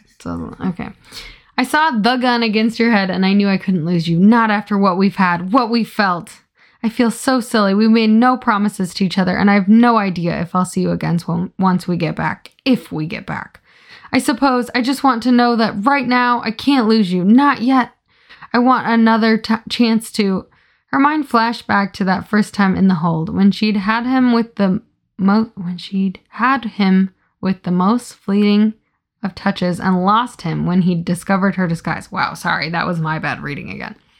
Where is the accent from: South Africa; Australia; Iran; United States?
United States; Iowa; I'm from Iowa